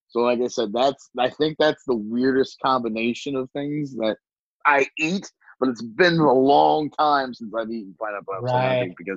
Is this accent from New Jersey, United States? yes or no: no; Southern Ohio, United States; now in Columbus, United States; I grew up poor in Southern Ohio, coal burning stove.